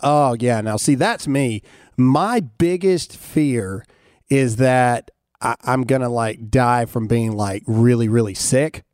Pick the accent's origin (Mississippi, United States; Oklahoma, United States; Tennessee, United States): Mississippi, United States; I'm from Mississippi